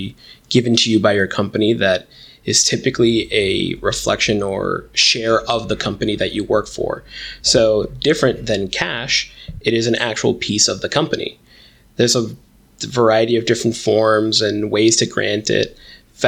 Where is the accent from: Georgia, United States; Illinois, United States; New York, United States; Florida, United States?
New York, United States; Westchester; I grew up in the Westchester, New York area.